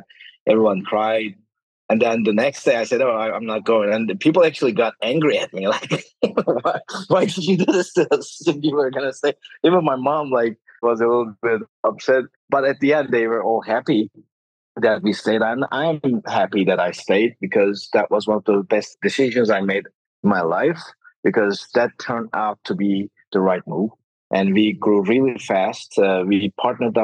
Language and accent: English; Denizli, Turkey; moved away as an adult; also born or lived in New York, United States; I met my current co-founders, Ahmet and Osman, in Denizli, which is my hometown